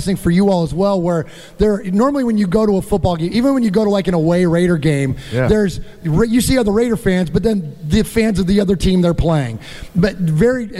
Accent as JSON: {"language": "English", "town": "San Jose", "region": "California", "country": "United States", "moved": "yes", "lives_now": "Nashville, United States", "said": "I'm originally from the Bay Area. Mosh and I are both originally from San Jose. We live now here just outside of Nashville"}